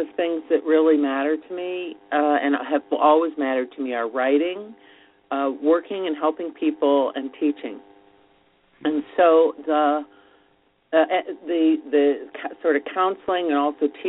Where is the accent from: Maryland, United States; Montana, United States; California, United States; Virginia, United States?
Montana, United States; Missoula; born there; also born or lived in Ann Arbor, Michigan / Florida / New Jersey; now in New York, United States; And I was born in Missoula, Montana. You know, there are about maybe 10 other people who were born there.